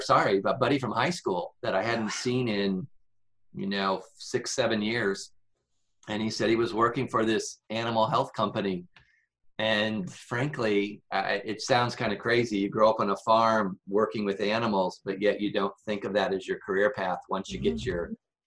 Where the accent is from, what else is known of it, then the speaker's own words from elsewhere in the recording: Seton, Illinois, United States; So Northwest Illinois near the Mississippi River. A little town called, we didn't live in a town. So a little town called Seton. We were 3 miles outside of that town.